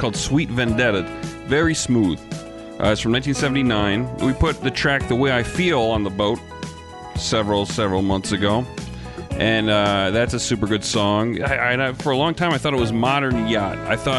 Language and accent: English; Phoenix, Arizona, United States; I'm from Phoenix. I eat Phoenix burritos.